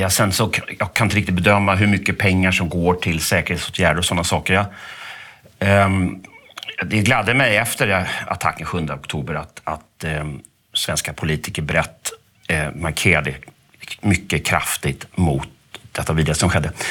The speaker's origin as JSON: {"language": "Swedish", "country": "Sweden", "said": "jag vet inte om jag ska gå omkring och skämmas som svensk eller som medborgare i det här landet"}